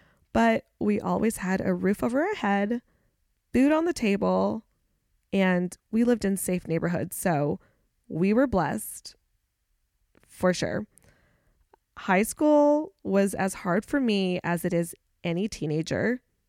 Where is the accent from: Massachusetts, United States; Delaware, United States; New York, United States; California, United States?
California, United States; now in Charlotte, United States; I'm originally from the Bay Area and I moved around California a lot as a kid, but I spent most of my like K through 12 years in the East Bay of San Francisco between Oakdale, Antioch, and San Ramon.